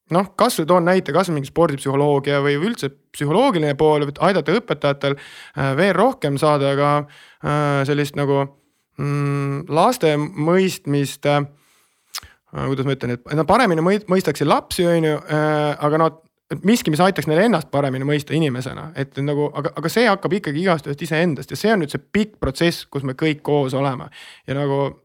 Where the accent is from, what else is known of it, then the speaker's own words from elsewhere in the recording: Estonia; ma olen äh, E-, eestlane, eesti rahvusest on parem öelda